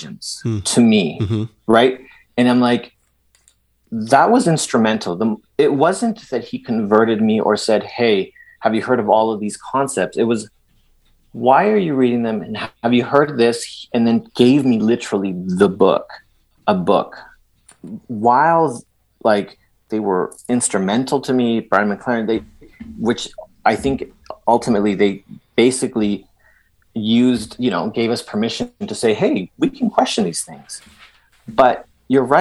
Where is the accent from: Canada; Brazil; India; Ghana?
Canada; Edmonton, Alberta; born or raised there; first language Spanish; also born or lived in El Salvador